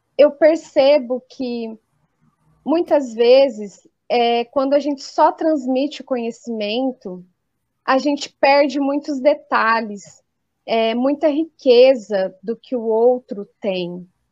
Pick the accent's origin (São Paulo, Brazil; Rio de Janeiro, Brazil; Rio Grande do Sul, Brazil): São Paulo, Brazil; Colina; professora na rede municipal de ensino aqui do interior de São Paulo, eu sou da cidade de Colina e trabalho aqui na região também